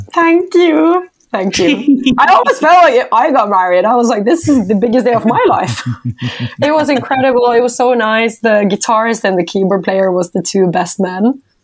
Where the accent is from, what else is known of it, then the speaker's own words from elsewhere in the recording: Norway; my hometown